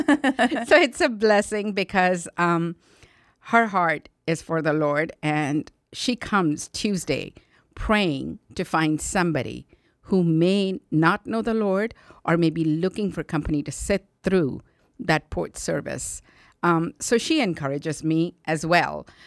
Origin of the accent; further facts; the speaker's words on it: India; now in United States; I was born and raised in India in a Christian family